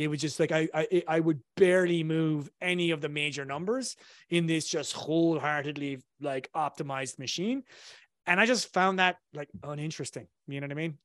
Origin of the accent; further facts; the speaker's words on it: south of Ireland, Ireland; accent: Irish; I come from Ireland originally, so I grew up in a tiny, town in, uh, the south of Ireland